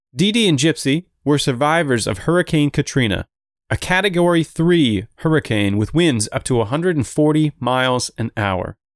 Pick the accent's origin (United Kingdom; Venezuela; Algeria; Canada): Canada; I am Canadian